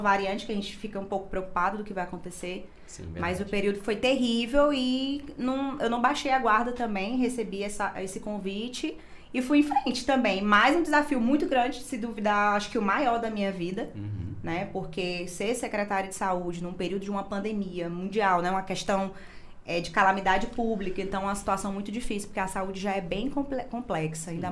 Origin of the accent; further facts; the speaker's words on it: Imperatriz, Maranhão, Brazil; vim trabalhar aqui em Imperatriz